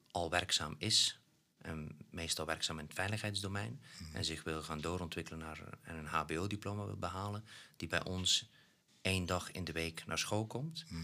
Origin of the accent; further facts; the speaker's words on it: Belgium; En ook eh, als, als een Belg, ja, dan eh, ben je net nog iets kleiner dan Nederland